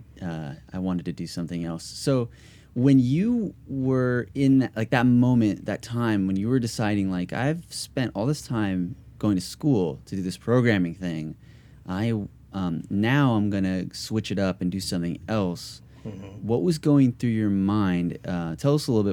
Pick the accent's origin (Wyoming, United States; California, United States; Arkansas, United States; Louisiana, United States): California, United States; Modesto; also born or lived in Castaic, California / Valencia, California; I was born in Northern California in Stanislaus County in Modesto